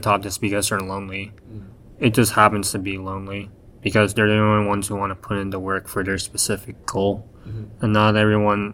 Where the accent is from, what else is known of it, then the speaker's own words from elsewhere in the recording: United States; becoming a manga artist as an American